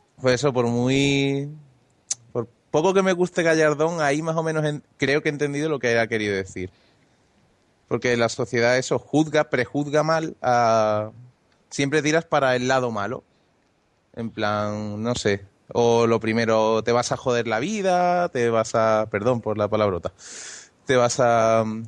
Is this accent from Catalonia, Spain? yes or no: no; Andalusia, Spain; soy andaluz